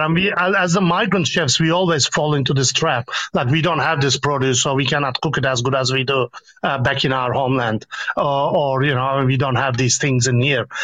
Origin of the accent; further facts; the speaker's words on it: Istanbul, Turkey; moved away as an adult; I am born and raised in Kadıköy on the Anatolian part of Istanbul